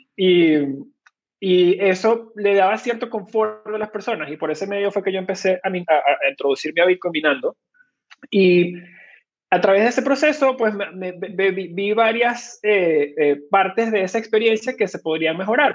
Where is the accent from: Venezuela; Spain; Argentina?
Venezuela; moved away; soy originalmente de Venezuela, ahí fue donde nací y me crié